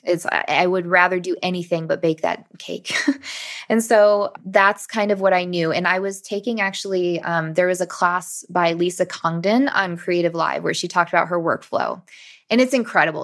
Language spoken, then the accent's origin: English; Michigan, United States; I grew up in Michigan and this was a local school in Michigan